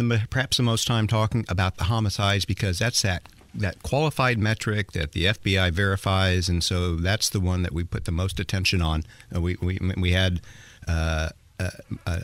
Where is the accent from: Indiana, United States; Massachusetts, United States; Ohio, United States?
Indiana, United States; Indianapolis; it is my hometown. I mean, this is where I was born